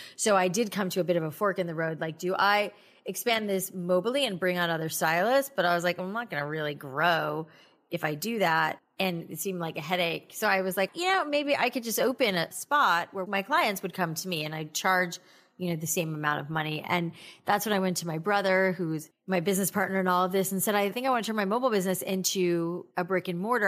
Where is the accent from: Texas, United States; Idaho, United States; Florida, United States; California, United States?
Florida, United States; South; moved away as an adult; also born or lived in Boca Raton, Florida / New York City; I grew up in South Florida